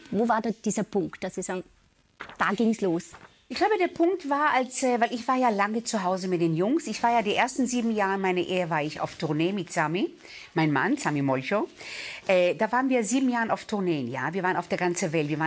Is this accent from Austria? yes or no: no; Israel; Ich glaube, wenn du aus dem äh, Mittleren Osten kommst, ich bin in Israel aufgewachsen, ja, und äh, wenn du dort mit deiner Großfamilie auswächst